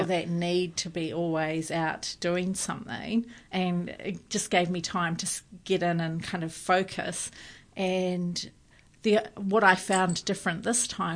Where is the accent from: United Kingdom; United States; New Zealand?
New Zealand; being a New Zealander, my European